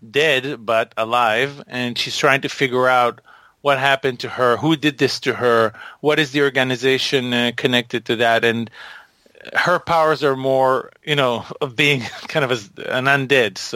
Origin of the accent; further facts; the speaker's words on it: Israel; also born or lived in Boston; I live part of the year in Boston, but most of the year I live in Israel.